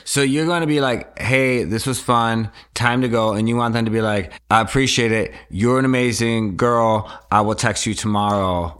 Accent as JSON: {"language": "English", "region": "Wisconsin", "country": "United States", "tie": "born or raised there", "moved": "yes", "said": "I would go home. I'm from Wisconsin."}